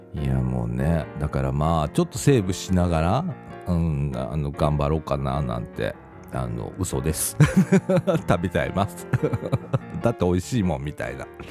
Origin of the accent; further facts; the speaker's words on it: Shirahama, Wakayama, Japan; moved away; 私自身はね、和歌山県の白浜町っていうところが、まあ、私の実家